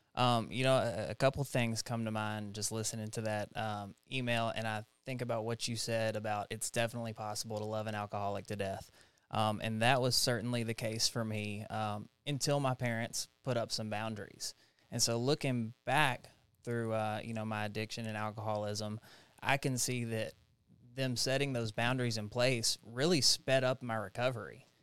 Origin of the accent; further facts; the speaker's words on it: Jackson, Tennessee, United States; also born or lived in Knoxville, Tennessee; I'm from Jackson, Tennessee. Uh, it's where all my family is, kinda born and raised there